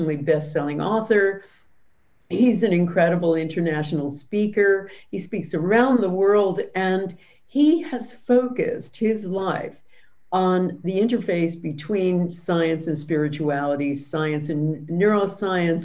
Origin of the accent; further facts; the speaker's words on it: New Jersey, United States; we are also both from New Jersey, both Italian